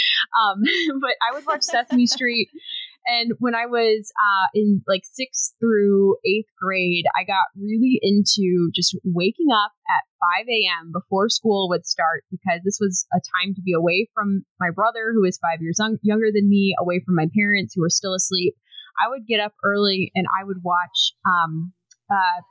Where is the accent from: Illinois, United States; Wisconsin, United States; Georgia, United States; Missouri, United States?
Missouri, United States; Kansas City; moved away as an adult; also born or lived in Springfield, Missouri / San Antonio, Texas / Austin, Texas; I grew up in the Kansas City area, so I was born in Springfield, Missouri, but my parents moved when I was a baby to the Kansas City area